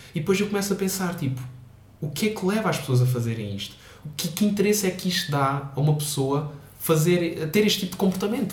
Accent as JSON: {"language": "Portuguese", "country": "Portugal", "said": "sou português, sou estudante"}